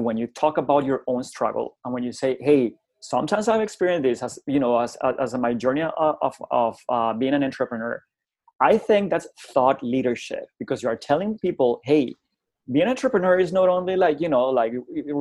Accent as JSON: {"language": "English", "country": "Colombia", "tie": "born or raised there", "also_born_or_lived": "United Kingdom", "second_language": "English", "moved": "as an adult", "said": "I was the first time I left Colombia, actually, in 1998. I went to the United Kingdom to improve my English as an English as a second language student"}